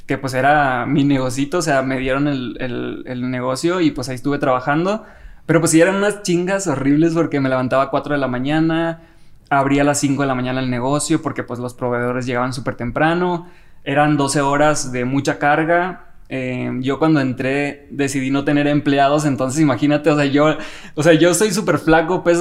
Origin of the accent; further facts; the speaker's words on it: Los Mochis, Sinaloa, Mexico; moved away as an adult; now in Mexico City, Mexico; Soy de Los Mochis.